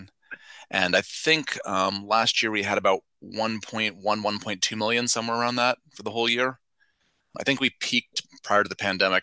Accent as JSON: {"language": "English", "area": "Bay Area", "region": "California", "country": "United States", "tie": "born or raised there", "said": "I grew up in the Bay Area, wanted to stay close to family and friends at the time"}